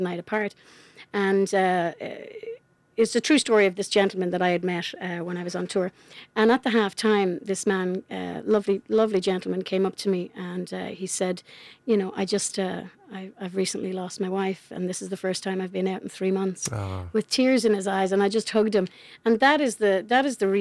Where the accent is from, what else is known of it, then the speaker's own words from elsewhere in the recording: County Wexford, Leinster, Ireland; also born or lived in Charlottetown, Canada; now in Canada; I grew up in Ireland